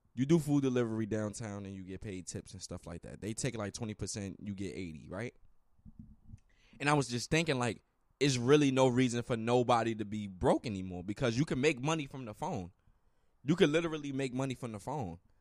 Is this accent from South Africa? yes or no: no; United States; I'm American.